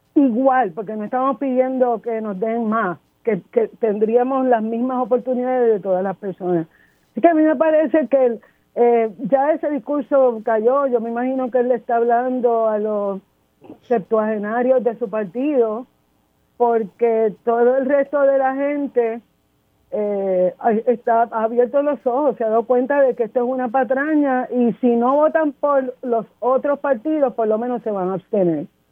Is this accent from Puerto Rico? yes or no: yes; Puerto Rico; yo soy de San José